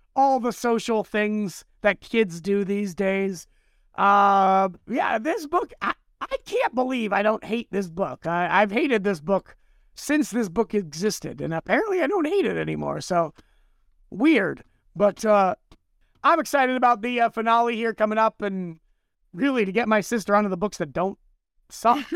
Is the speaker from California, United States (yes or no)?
yes; Southern California, United States; I grew up in Southern California